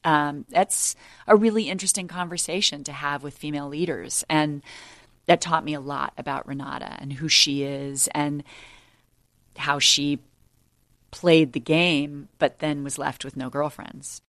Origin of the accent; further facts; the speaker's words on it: United States; as an American